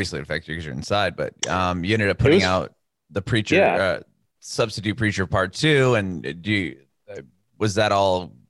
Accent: San Diego, California, United States; moved away as an adult; now in Nashville, United States; I'm from San Diego and we ended up moving to Nashville.

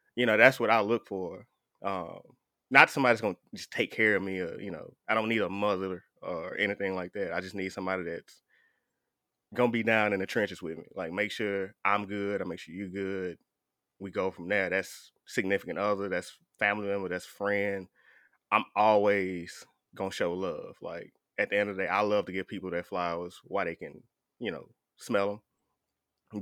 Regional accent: the South, United States; I'm from the South

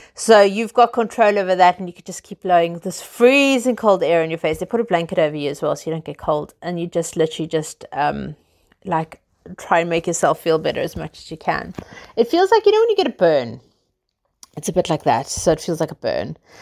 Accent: South Africa; I'm South African, as you guys know from my dodgy accent. I grew up literally living in the sunshine, outdoors, on the beach

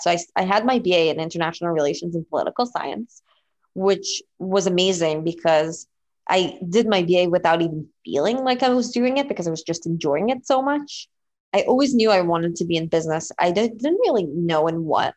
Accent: Israel; moved away; I was born and raised in Israel

